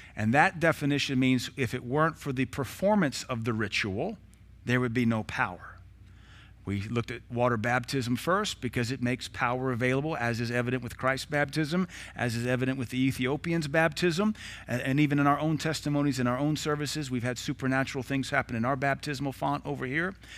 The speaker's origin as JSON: {"language": "English", "country": "United States", "said": "I am an American citizen. I was born in nineteen seventy-six."}